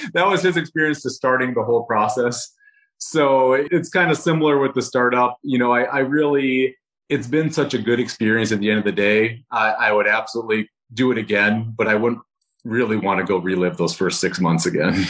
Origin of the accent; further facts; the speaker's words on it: Rochester, Minnesota, United States; moved away; Rochester, Minnesota, so my, my hometown